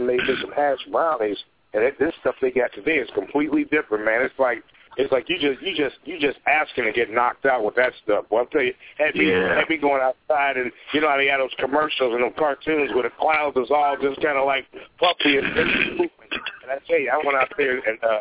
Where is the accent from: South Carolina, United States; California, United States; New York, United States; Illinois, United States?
Illinois, United States; Chicago; now in Pacific Northwest, United States; my hometown of Chicago